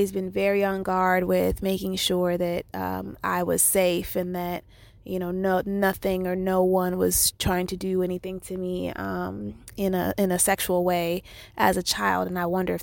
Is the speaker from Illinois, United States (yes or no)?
yes; Chicago, Illinois, United States; I was born and raised in Chicago, Illinois